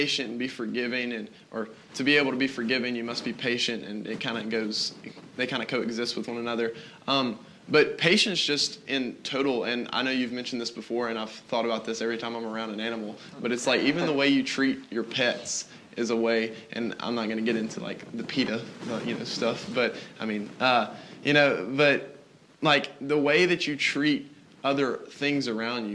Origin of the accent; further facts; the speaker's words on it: the South, United States; I'm a Christian that was just born in America